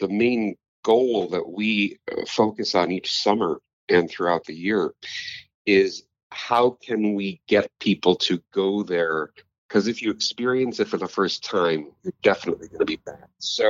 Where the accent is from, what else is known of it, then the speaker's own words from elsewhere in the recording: Kenosha, Wisconsin, United States; moved away as an adult; also born or lived in East Coast, United States / Milwaukee, Wisconsin; I was raised in Wisconsin, down in Kenosha, and I went out east for schooling.